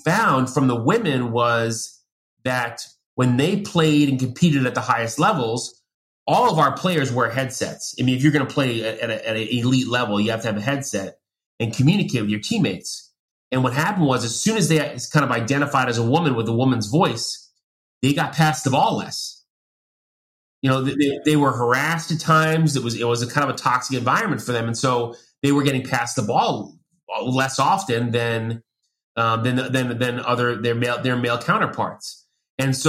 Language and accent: English; Long Island, New York, United States; I grew up in Long Island